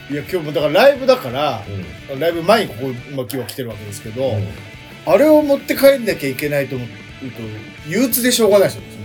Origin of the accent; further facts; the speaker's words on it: Niigata, Japan; moved away as an adult; now in Tokyo, Japan; 潟生まれだから、あの、新潟いる頃は、まあ、プロスキー屋並みのレベル